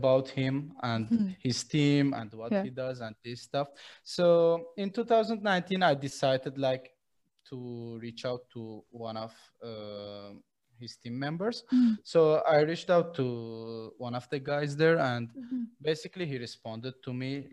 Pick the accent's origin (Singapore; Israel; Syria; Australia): Syria; moved away as an adult; now in Armenia; I was born in Syria in 2004, created to Armenia because of the war in Syria